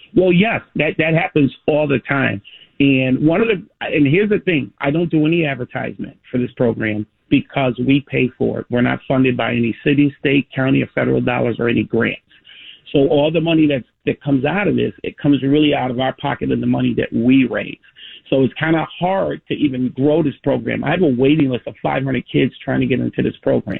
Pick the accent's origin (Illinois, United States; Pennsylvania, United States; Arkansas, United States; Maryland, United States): Illinois, United States; Chicago; I was born and raised in Cabrini and lived there my entire life